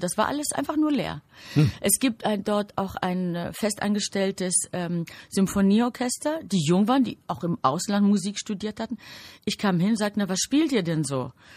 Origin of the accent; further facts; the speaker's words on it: Greece; now in Germany; Ich bin natürlich in Griechenland geboren